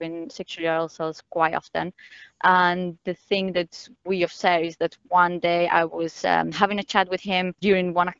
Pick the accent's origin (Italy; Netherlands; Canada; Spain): Spain; moved away; I am from Spain